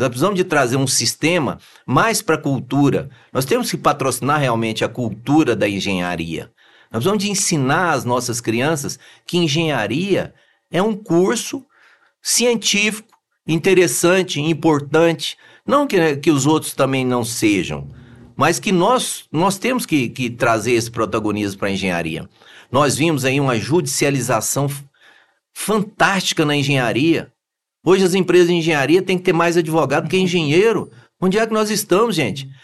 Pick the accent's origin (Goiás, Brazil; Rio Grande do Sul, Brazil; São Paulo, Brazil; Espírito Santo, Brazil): Goiás, Brazil; Anápolis; also born or lived in Araguari, Minas Gerais; eu sou de Anápolis